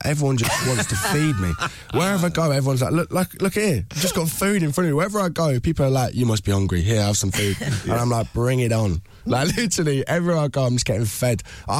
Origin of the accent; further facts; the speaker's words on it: Liverpool, North West England, United Kingdom; now in London, United Kingdom; I've gone from being a Scouser to a bit of a Londoner. I'm a bit of a mix now.